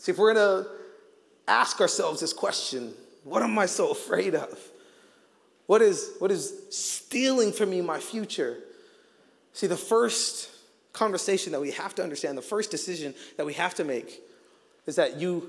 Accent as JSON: {"language": "English", "region": "Arizona", "country": "United States", "tie": "born or raised there", "said": "I grew up in Arizona"}